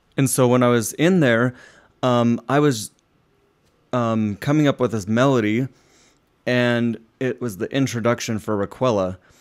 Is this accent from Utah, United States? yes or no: yes; Utah, United States; I grew up in Utah